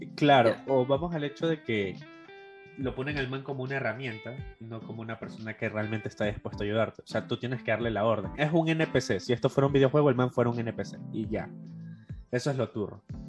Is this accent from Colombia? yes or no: no; Ecuador; como ecuatoriano